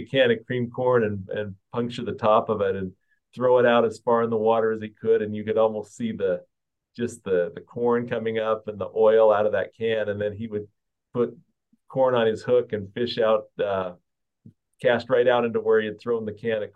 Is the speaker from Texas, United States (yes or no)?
no; Centerville, Utah, United States; So I grew up about 11 miles north of Utah Woolen Mills in Centerville, Utah